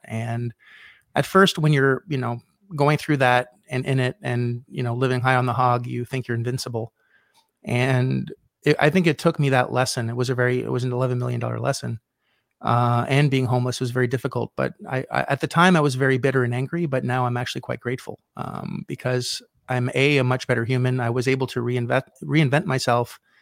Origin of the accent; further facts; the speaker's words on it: Canada; I was in Canada. I'm Canadian.